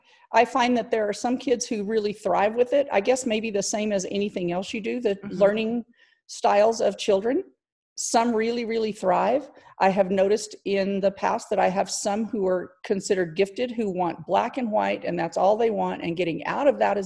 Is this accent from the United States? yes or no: yes; Clovis, New Mexico, United States; I am from Clovis, New Mexico. I've lived here most of my life.